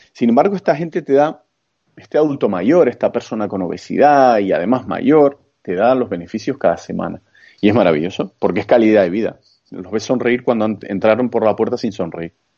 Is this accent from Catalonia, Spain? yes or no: no; Santa Cruz de Tenerife, Canary Islands, Spain; soy chicharrero, como nos solemos llamar a los que somos de Tenerife, concretamente a los de la capital. Eh, soy de Santa Cruz de Tenerife